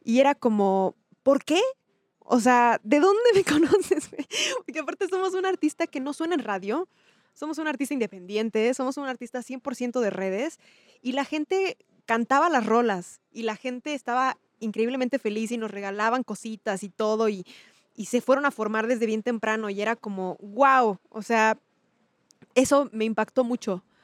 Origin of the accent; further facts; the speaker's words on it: Chiapas, Mexico; also born or lived in State of Mexico; vivíamos en el Estado de México, o sea, yo crecí en Chiapas